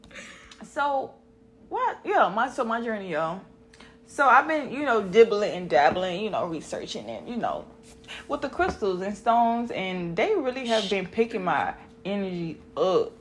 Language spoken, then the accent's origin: English; Mississippi, United States; accent: country; I'm from Mississippi, y'all, so I'm country as fuck